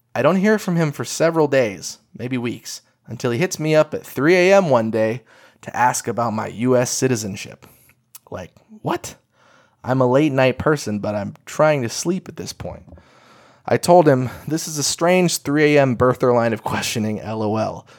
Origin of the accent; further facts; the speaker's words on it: Eugene, Oregon, United States; my hometown